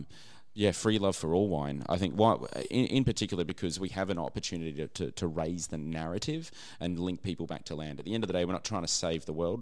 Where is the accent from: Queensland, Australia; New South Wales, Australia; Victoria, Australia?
Queensland, Australia; Brisbane; I grew up in Brisbane